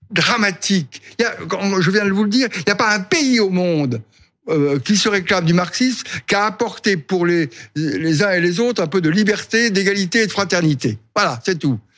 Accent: France; Je suis français.

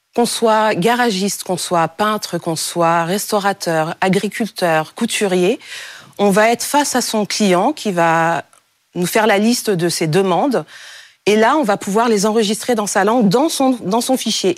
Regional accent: Cameroon; au Cameroun, mon pays d'origine, il y a plus de 250 langues

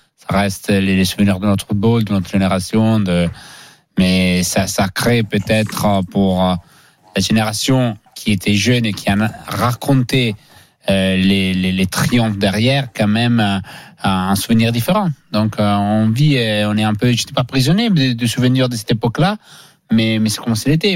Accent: Pas-de-Calais, Hauts-de-France, France; je suis également du Pas-de-Calais

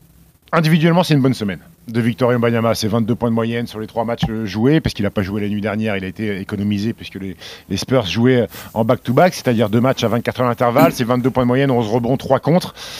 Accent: Annecy, Auvergne-Rhône-Alpes, France; also born or lived in Caen; je suis né à Caen et Annecy, parce que j'ai grandi à Annecy

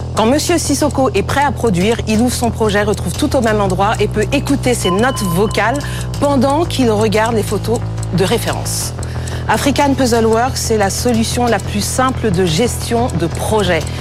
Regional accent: Cameroon; au Cameroun, mon pays d'origine

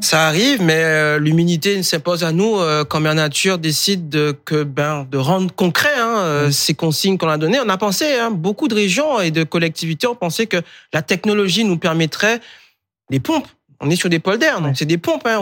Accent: Guadeloupe, France; moved away; je suis né en Guadeloupe. J'aurais voulu rester chez moi. Euh, j'étais victime d'un ouragan enfant

